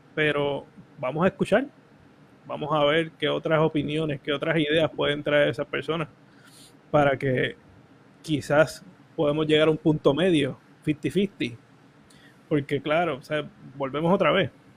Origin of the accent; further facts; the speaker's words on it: Cataño, Puerto Rico; also born or lived in Río Lajas; yo soy de Cataño y estoy en Río Laja